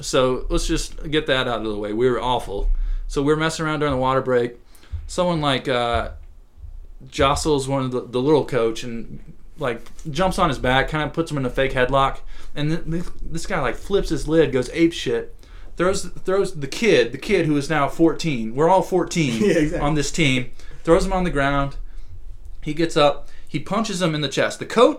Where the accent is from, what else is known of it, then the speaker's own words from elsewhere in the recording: New York, United States; you know, I'm from New York and like we don't mess around with authority figures like that.